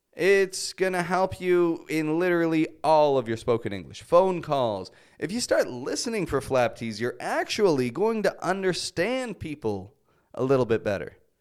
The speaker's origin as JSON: {"language": "English", "town": "Toronto", "region": "Ontario", "country": "Canada", "said": "I'm from Toronto. That's in Canada."}